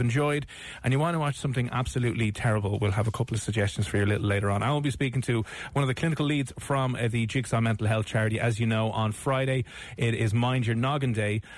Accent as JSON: {"language": "English", "country": "Ireland", "said": "We love that as Irish people."}